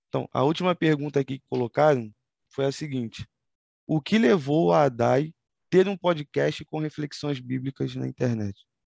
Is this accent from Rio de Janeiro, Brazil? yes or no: yes; Rio de Janeiro, Brazil; É como bom carioca a gente fala